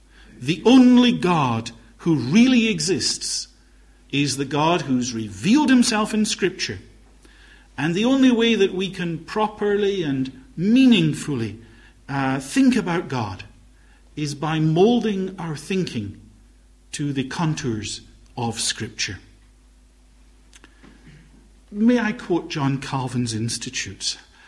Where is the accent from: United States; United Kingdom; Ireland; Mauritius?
United Kingdom; Glasgow, Scotland; accent: Highland Glaswegian; I'm a Highland Glaswegian. Brought up very much in a Highland community in Glasgow. Always felt themselves to be exiles in the big city. And my accent is a sort of mixture of all sorts of strands. But typical Glasgow is not one of them.